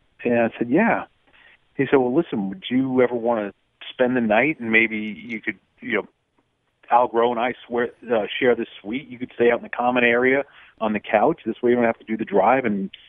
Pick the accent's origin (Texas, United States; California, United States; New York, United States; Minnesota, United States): New York, United States; when I would go back to New York to my parents' place